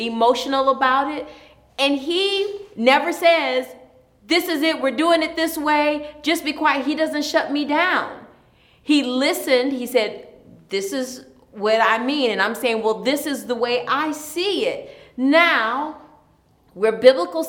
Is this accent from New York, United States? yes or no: no; Ypsilanti, Michigan, United States; I'm from Ypsilanti.